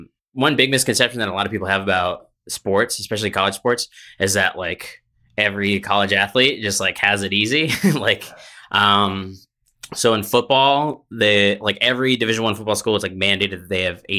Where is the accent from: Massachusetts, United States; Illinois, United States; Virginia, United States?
Massachusetts, United States; No, I grew up in New England, in Massachusetts.